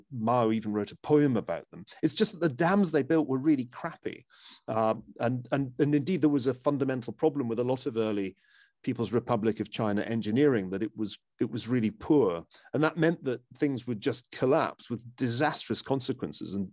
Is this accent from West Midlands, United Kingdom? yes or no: no; Glasgow, Scotland, United Kingdom; growing up in Glasgow